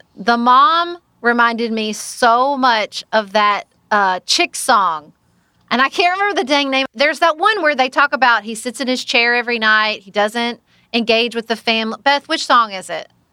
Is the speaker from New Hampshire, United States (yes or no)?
no; Paducah, Kentucky, United States; my hometown of Paducah, Kentucky